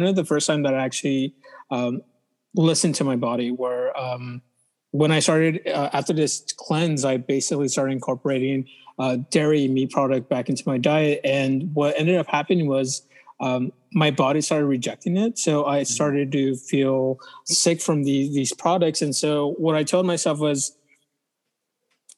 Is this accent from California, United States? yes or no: yes; Orange County, California, United States; I didn't grow up in LA. I grew up in Orange County